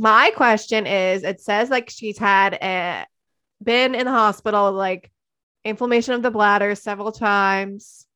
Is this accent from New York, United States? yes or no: no; Hatboro, Pennsylvania, United States; I'm from Hatboro, Horsham